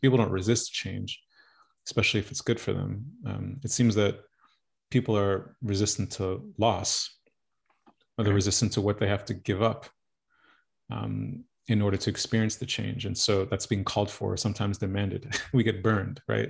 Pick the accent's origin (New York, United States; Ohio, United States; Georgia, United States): New York, United States; now in Los Angeles, United States; Born and raised in New York, child of Haitian immigrants